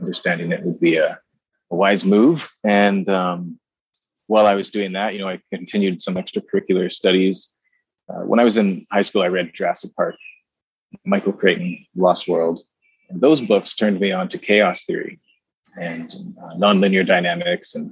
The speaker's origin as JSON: {"language": "English", "town": "Vancouver", "region": "British Columbia", "country": "Canada", "tie": "born or raised there", "also_born_or_lived": "Kootenays, British Columbia", "said": "I was born in Vancouver, from British Columbia. My folks moved to the Kootenays, a small town in the southeastern interior, when I was 12, and the rest of my years there"}